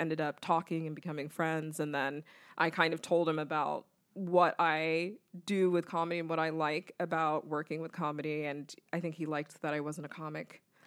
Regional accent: the South, United States; I grew up in the South around mostly white people.

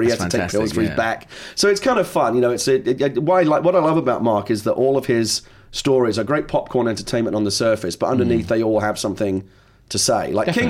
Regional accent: London, United Kingdom; Like I said, I was born and raised in London, to be here.

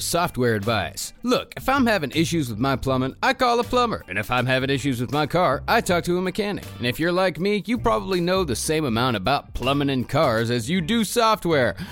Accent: United States; we as American citizens, taxpaying citizens

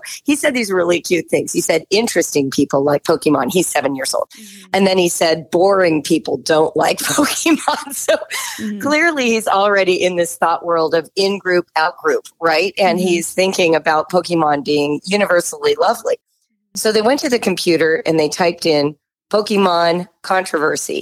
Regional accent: Southern California, United States; I was growing up in Southern California in the 1960s and 70s.

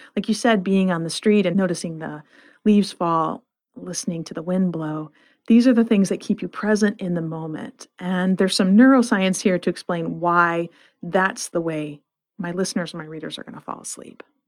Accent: Flint, Michigan, United States; I grew up in Flint, Michigan

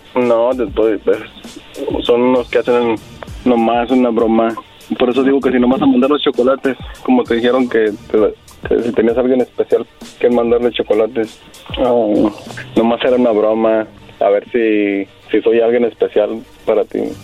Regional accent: Torreón, Coahuila, Mexico; moved away; yo soy de Torreón

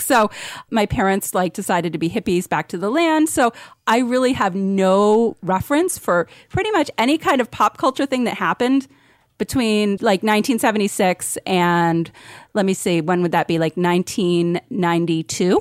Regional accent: Vermont, United States; I survived growing up in Vermont

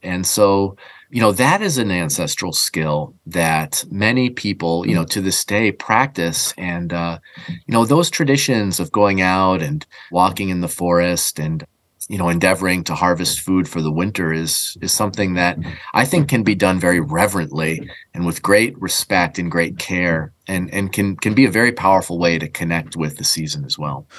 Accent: New England, United States; growing up in New England

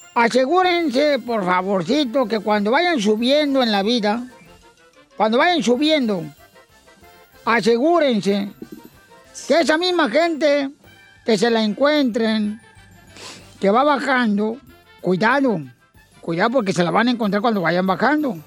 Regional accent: Ocotlán, Jalisco, Mexico; Yo soy de Ocotlán, Jalisco.

